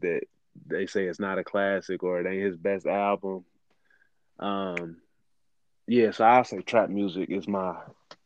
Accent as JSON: {"language": "English", "town": "Cincinnati", "region": "Ohio", "country": "United States", "tie": "born or raised there", "said": "I'm born and raised in Cincinnati"}